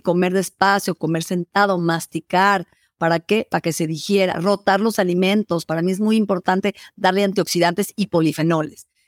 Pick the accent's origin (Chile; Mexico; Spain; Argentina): Mexico; en mi país, México